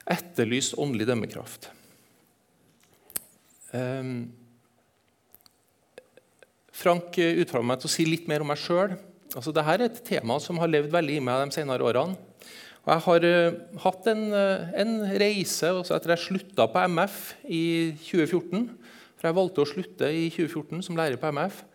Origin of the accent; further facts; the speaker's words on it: Eastern Norway, Norway; accent: Trøndersk; Så jeg, jeg er østlending. Snakker trøndersk, jeg er østlending, jeg er halvt sørlending.